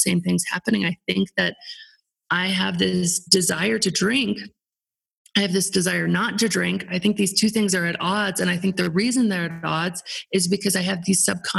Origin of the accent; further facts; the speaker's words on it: Aspen, Colorado, United States; my hometown, Aspen